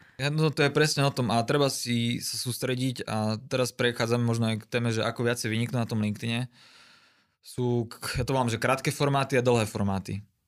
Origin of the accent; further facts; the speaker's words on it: Košice, Košice Region, Slovakia; som z Košic